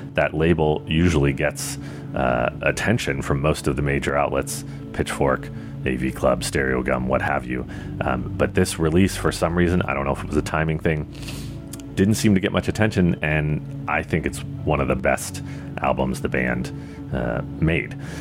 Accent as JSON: {"language": "English", "region": "East Coast", "country": "United States", "moved": "yes", "lives_now": "San Francisco, United States", "said": "I'm from the East Coast"}